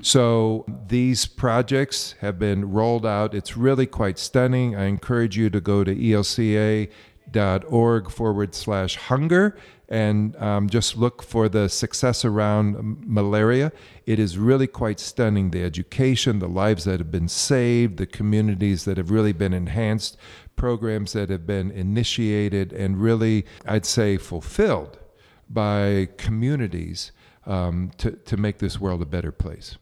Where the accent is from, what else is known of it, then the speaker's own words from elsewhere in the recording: Colorado, United States; I come from Colorado